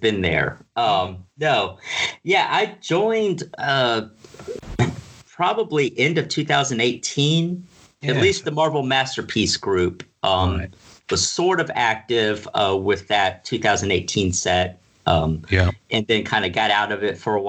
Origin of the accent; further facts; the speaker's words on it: Pensacola, Florida, United States; now in Tallahassee, United States; I grew up in Pensacola, Florida